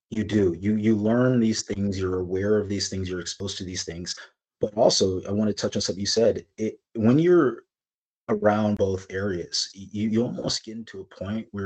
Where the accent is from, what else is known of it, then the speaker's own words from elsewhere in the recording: California, United States; now in Kirkland, United States; When I came from California, California, the melting pot, you know, like I I spoke Spanish.